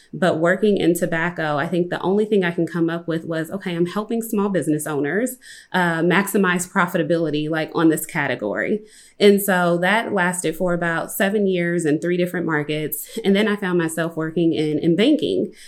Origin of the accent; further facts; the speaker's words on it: Compton, California, United States; I'm from Compton, California